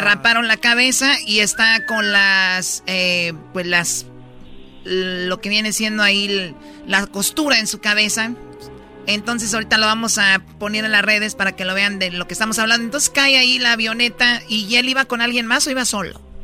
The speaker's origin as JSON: {"language": "Spanish", "country": "Mexico", "said": "Soy mexicana"}